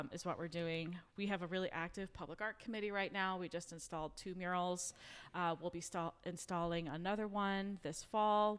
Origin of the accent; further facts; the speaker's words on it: New York City, New York, United States; now in Marietta, United States; I'm originally from New York City